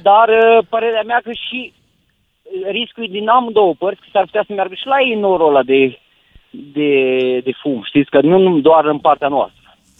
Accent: Câmpulung Moldovenesc, Suceava County, Romania; eu sunt din Bucovina, am 100 km la Cernăuț

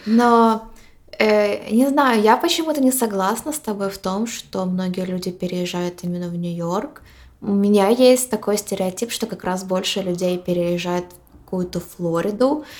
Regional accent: Ukraine; moved away as an adult; also born or lived in Poland / Boston; now in New York, United States; мы из Украины, мы несколько лет жили в Польше, и почти два года назад мы переехали в Америку

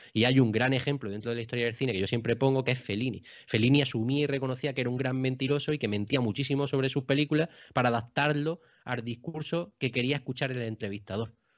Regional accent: Baza, Andalusia, Spain; el cine que yo tenía en mi localidad, que yo soy de Baza, de Granada

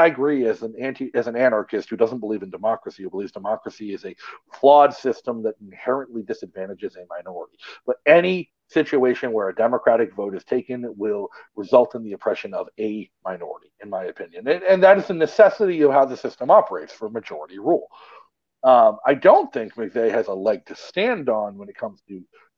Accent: Massachusetts, United States; moved away; I'm much more familiar with Massachusetts than I am with Delaware because I grew up in Massachusetts

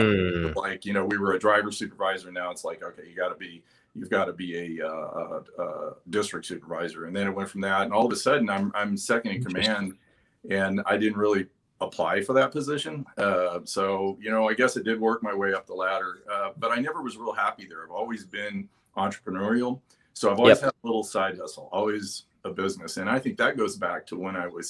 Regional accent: Denver, Colorado, United States; I'm originally from Colorado, born and raised in Denver

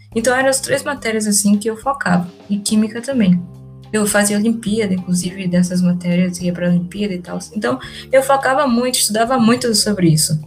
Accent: Salvador, Bahia, Brazil; Eu sou daqui de Salvador, minha família toda é daqui de Salvador.

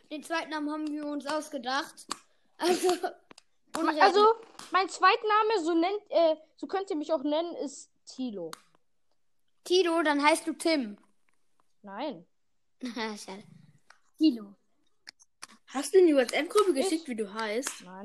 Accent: Baden-Württemberg, Germany; ich, ich komme aus Baden-Württemberg. Mehr darf ich nicht sagen.

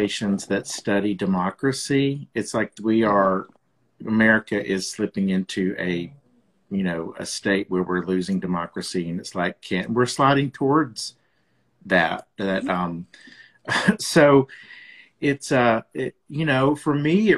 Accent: Birmingham, Alabama, United States; I grew up in Birmingham, Alabama

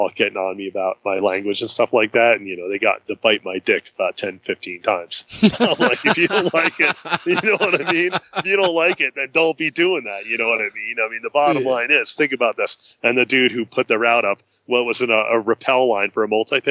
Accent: New Jersey, United States; moved away; born and raised in New Jersey

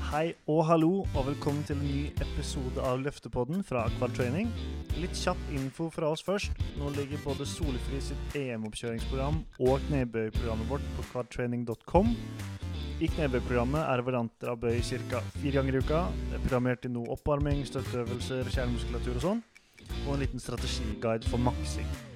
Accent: Sande, Vestfold, Norway; moved away; Jeg er jo også fra Sande i Vestfold

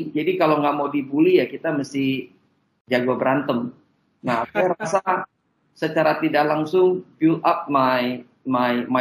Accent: Pontianak, West Kalimantan, Indonesia; Bahwa dari kecil sekolah saya itu di Jesuit

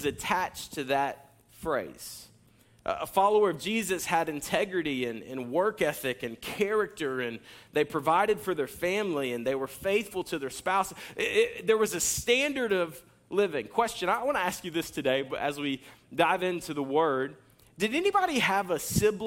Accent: Jacksonville, Florida, United States; I'm from Jacksonville

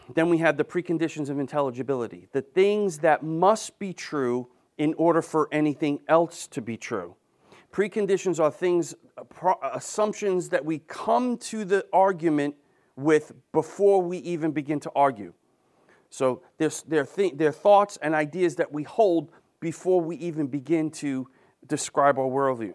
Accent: New York, United States; I'm from New York.

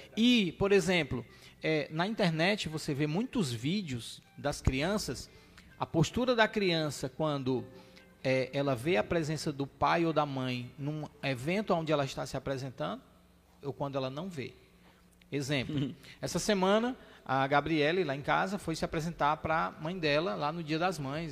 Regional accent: Fortaleza, Ceará, Brazil; eu fui criado ali no Jardim América e estudando aqui no Pia Marta Montese

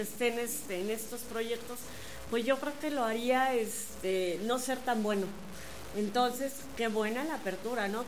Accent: Querétaro, Mexico; Somos dos queretanos

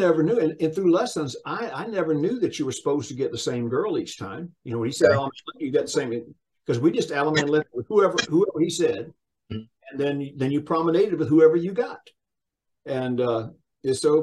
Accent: Sumter, South Carolina, United States; I'm originally from Sumter, South Carolina, a little small town

